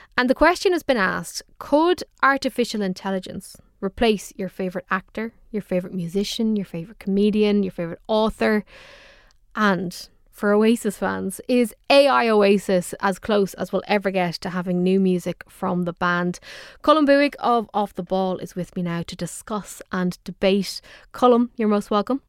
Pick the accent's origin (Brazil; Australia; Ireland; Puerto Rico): Ireland; Dublin, Leinster; I'm from Dublin